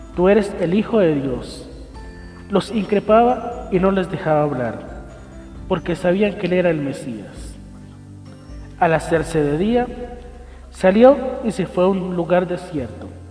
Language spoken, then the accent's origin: Spanish; Colombia; nosotros como colombianos